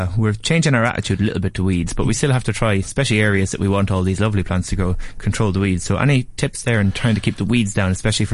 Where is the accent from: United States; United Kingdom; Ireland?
Ireland; Nurney, County Carlow; Where I grew up in the Nurney, Carlow, it's on the side of a hill.